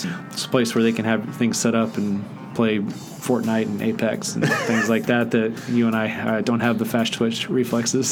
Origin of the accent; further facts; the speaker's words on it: Netherlands; growing up in the Netherlands, where it was legal when I was a kid